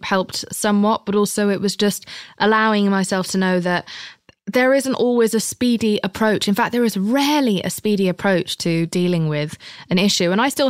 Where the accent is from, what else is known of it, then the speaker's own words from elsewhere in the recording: United Kingdom; I'm British.